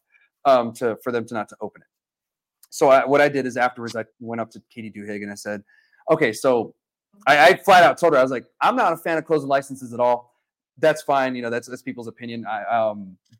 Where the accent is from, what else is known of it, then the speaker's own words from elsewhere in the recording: Alamogordo, New Mexico, United States; I'm from Alamogordo